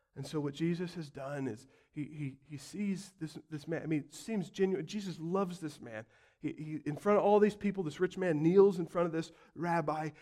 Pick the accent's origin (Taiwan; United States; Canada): United States; as comfy American Christians